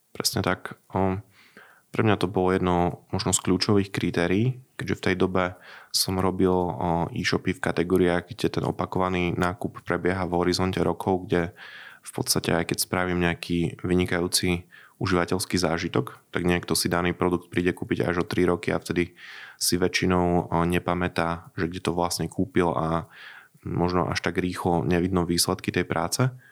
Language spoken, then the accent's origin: Slovak; Sabinov, Prešov Region, Slovakia; now in Košice, Slovakia; Ja pochádzam zo Sabinova, ale už dlhodobo žijem v Košiciach